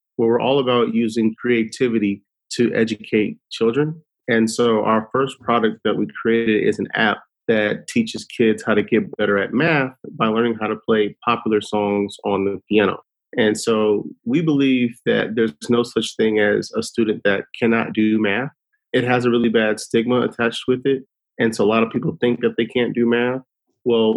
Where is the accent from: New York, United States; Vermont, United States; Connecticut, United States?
Connecticut, United States; Windsor; moved away as an adult; also born or lived in Hartford, Connecticut; now in Atlanta, United States; I'm originally from Connecticut, Windsor, Connecticut, but I live in Atlanta now